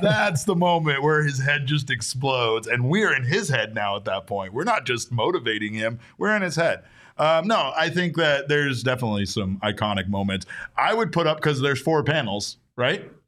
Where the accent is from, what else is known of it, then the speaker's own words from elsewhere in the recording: Arizona, United States; we're from Arizona